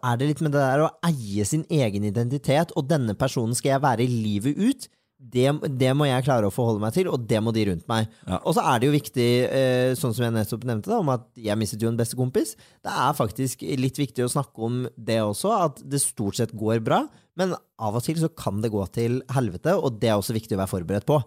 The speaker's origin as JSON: {"language": "Norwegian", "town": "Bærum", "region": "Akershus", "country": "Norway", "said": "jeg er jo fra Bærum"}